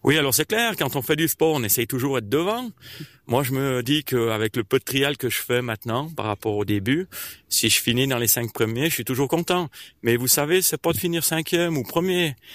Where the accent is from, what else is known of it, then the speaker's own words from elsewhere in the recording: Martigny, Valais, Switzerland; je viens de Martigny.